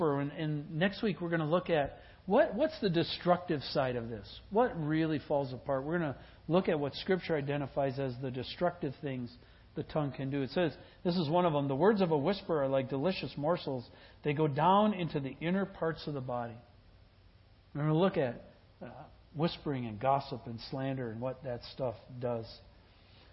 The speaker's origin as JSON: {"language": "English", "region": "Wisconsin", "country": "United States", "tie": "born or raised there", "said": "I grew up in Wisconsin, and I grew up with the taverns and the bars"}